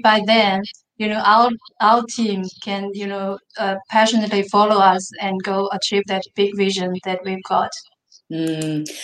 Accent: Mongolia; English is a second language; now in Australia; I was growing up in the Mongolia, which and not only not in the big cities in the Mongolia, but a remote village in the Mongolia

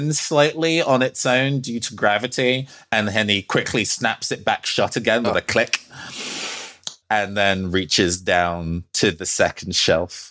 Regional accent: United Kingdom; I'm British

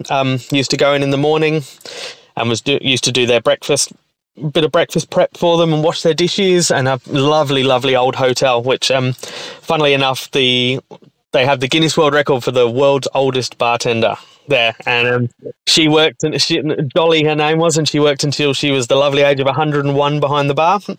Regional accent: United Kingdom; moved away as an adult; also born or lived in Melbourne, Australia; now in Perth, Australia; I was born in the UK um, in a little little town just outside of about well 45 minutes outside of London um, was where I grew up

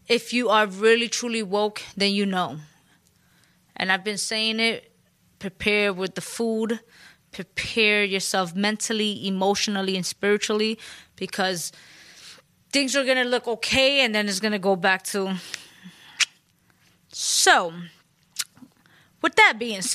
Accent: New York City, New York, United States; I'm Puerto Rican from the Bronx

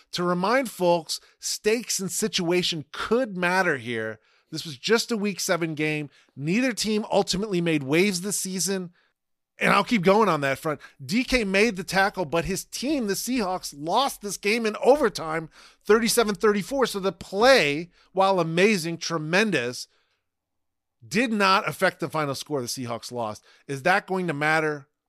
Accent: New York, United States; As a New Yorker

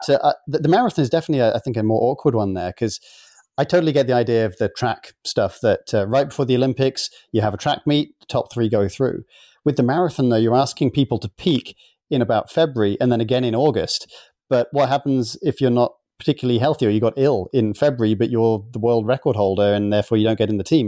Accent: United Kingdom; now in United States; being both a Brit and an American now

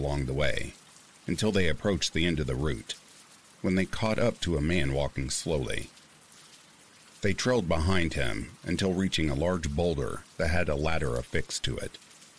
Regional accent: Montana, United States; now in Boise, United States; I drove all the way from Louisiana to my hometown in Montana without incident.

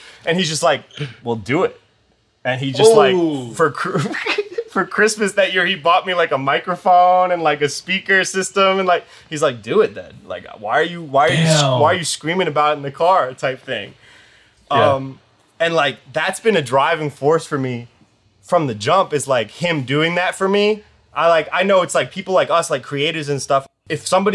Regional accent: Connecticut, United States; I grew up in Connecticut on the East Coast and I went to college there

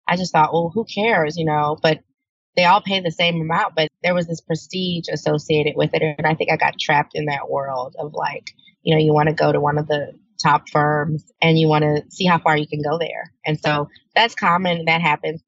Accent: New Orleans, Louisiana, United States; I'm from New Orleans

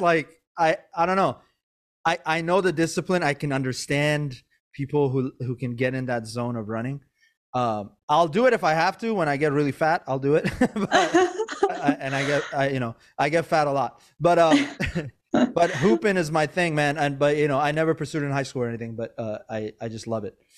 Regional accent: Maryland, United States; also born or lived in Iran / Virginia; I, I was born in Iran, but I grew up in Maryland, and I was always in Virginia.

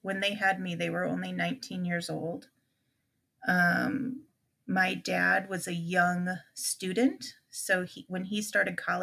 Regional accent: Illinois, United States; we grew up in Illinois

